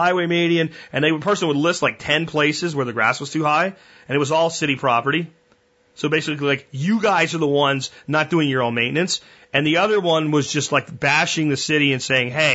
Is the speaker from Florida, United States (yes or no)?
yes; Florida, United States; moved away; also born or lived in Pennsylvania; when I grew up in Florida before we moved to Pennsylvania